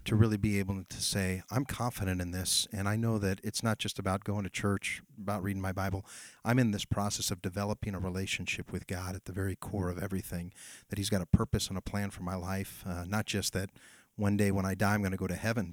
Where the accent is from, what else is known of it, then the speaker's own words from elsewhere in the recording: Amador County, California, United States; I grew up here in Amador County, so I got a lot of roots here